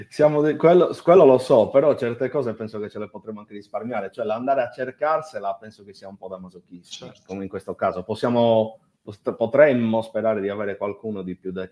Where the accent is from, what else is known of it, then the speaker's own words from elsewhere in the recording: Nuoro, Sardinia, Italy; now in Cagliari, Italy; ma sono di Nuoro.